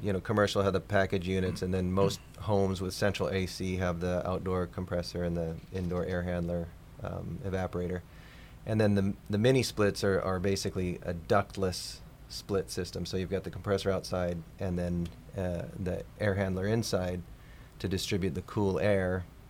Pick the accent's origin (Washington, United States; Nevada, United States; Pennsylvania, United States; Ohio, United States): Washington, United States